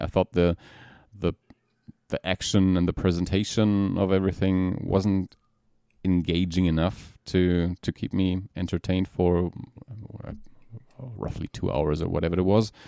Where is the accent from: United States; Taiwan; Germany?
Germany; from Germany.